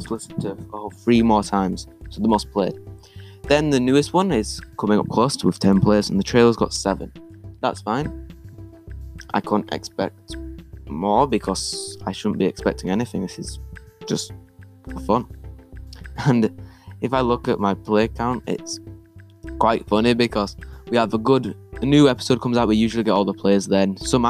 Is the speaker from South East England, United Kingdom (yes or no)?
no; Leeds, Yorkshire and the Humber, United Kingdom; born there; Leeds United, because I was born in Leeds.